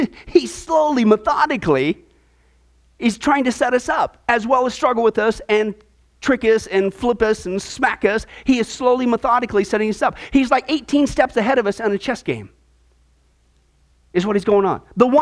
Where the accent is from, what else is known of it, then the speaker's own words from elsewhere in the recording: Nebraska, United States; When I lived in Nebraska, growing up in the Midwest, for a couple years, I got into wrestling.